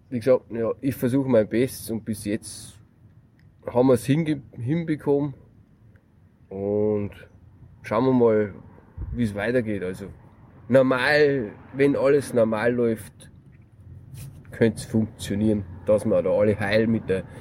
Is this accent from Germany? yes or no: yes; Bavaria, Germany; Er ist Bayer, ich bin Bayer.